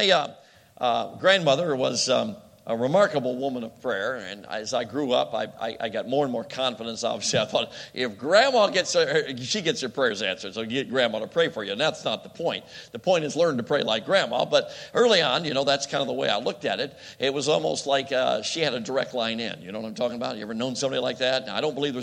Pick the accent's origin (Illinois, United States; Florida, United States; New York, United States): Illinois, United States; Chicago; moved away; I grew up in Chicago